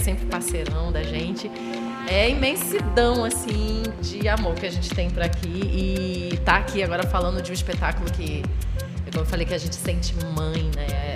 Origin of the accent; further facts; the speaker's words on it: Rio de Janeiro, Brazil; now in Pernambuco, Brazil; eu sou do Rio. É originalmente Rio de Janeiro, mas já nem sei mais o que, que eu sou aqui